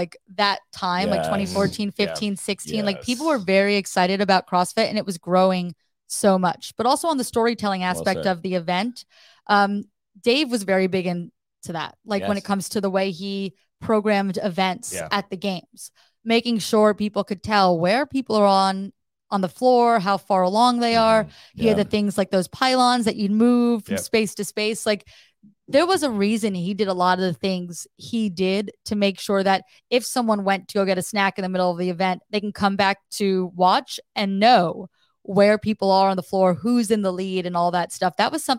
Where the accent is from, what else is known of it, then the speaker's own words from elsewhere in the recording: New Jersey, United States; Because I was in Syracuse at that time. I lived in New York. So I'm from New Jersey.